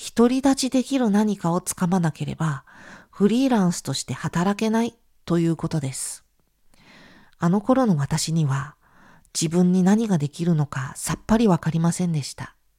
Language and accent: Japanese; Japan; 私は日本で生まれたのに